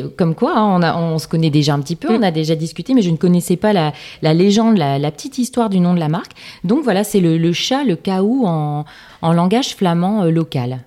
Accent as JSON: {"language": "French", "town": "Lille", "region": "Hauts-de-France", "country": "France", "said": "Je suis lilloise"}